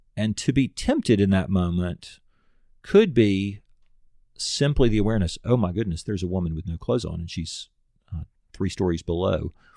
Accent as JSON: {"language": "English", "country": "United States", "said": "as an American"}